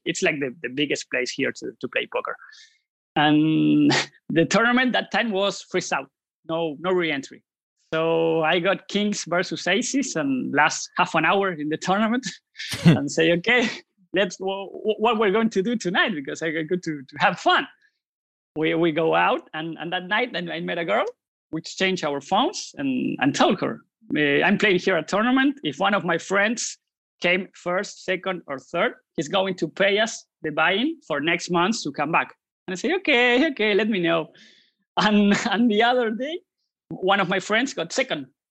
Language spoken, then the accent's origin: English; Buenos Aires, Argentina; I'm from Buenos Aires, Argentina.